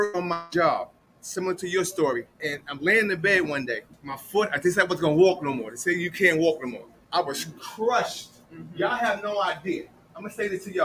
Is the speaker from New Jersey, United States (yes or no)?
yes; Jersey City, New Jersey, United States; We're both from Jersey City. My first party was in her basement.